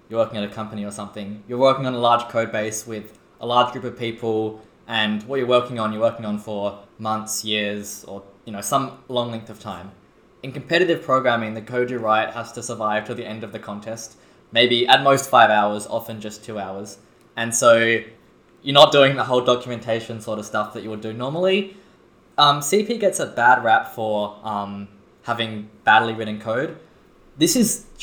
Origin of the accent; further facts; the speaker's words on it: Adelaide, South Australia, Australia; now in Sydney, Australia; I'm from Adelaide